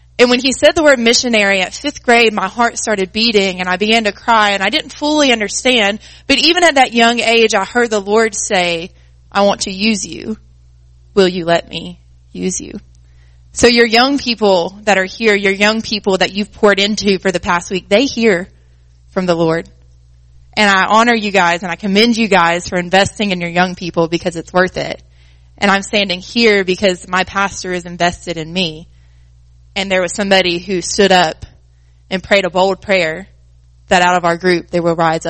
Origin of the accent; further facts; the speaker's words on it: Greeneville, Tennessee, United States; I grew up in Greenville, Tennessee